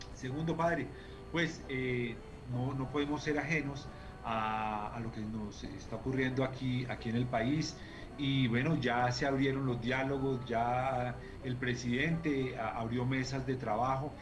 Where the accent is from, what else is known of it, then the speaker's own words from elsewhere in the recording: Colombia; todos somos colombianos